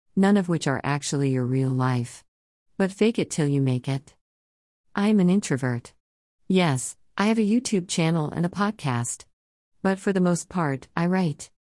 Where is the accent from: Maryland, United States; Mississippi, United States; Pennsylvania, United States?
Pennsylvania, United States; Philadelphia; I'm also from Philly.